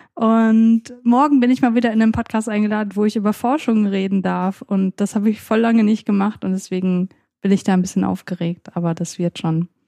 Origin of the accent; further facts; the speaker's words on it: Saxony, Germany; bei uns in Sachsen